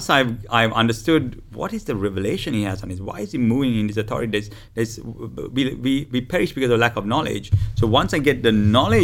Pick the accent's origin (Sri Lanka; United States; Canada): Sri Lanka; I'm from Sri Lanka.